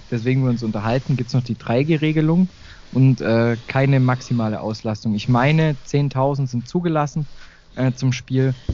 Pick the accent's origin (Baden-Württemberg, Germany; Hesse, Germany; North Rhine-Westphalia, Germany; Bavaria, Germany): Baden-Württemberg, Germany; kommt er auch aus, aus der Nähe vom, von, mein, von meinem Heimatort neben Heidenheim.